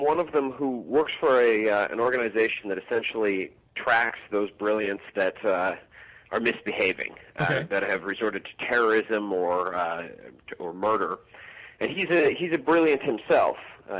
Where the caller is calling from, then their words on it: Chicago, Illinois, United States; I am heading there tomorrow. I'm in Chicago right now.